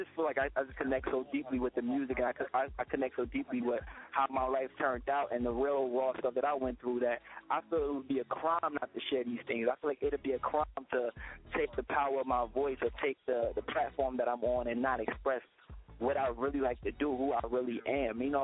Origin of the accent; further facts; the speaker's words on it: Newark, New Jersey, United States; my hometown, the streets in Newark